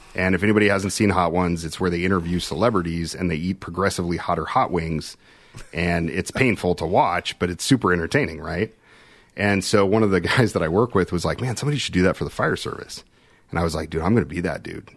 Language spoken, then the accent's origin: English; Kansas City, United States; I'm from Kansas City